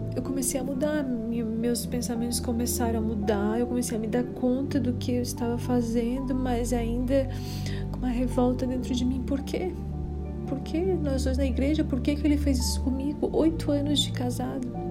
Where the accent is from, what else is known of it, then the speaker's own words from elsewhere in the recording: Criciúma, Santa Catarina, Brazil; sou de Criciúma, Santa Catarina.